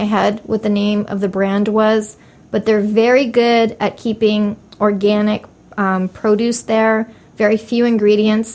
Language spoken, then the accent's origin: English; Canada; moved away as an adult; also born or lived in Europe / Mexico; now in United States; I was raised in Canada and in Europe